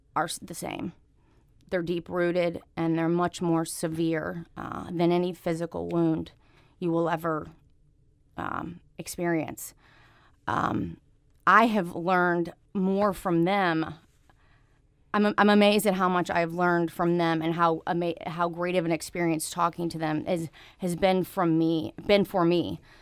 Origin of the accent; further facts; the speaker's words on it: St. Louis, Missouri, United States; also born or lived in Jefferson City, Missouri; I'm born and raised in Saint Louis